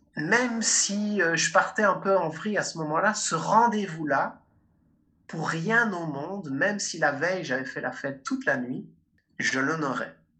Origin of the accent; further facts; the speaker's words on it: Liège, Wallonia, Belgium; moi aussi je viens de Liège, en Belgique.